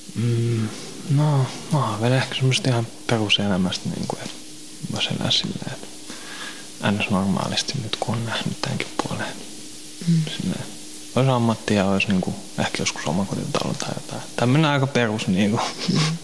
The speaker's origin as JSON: {"language": "Finnish", "town": "Helsinki", "region": "Uusimaa", "country": "Finland", "tie": "born or raised there", "also_born_or_lived": "Kirkkonummi / Pornainen", "said": "mä oon vähän joka puolella Helsinkiin kasvanut"}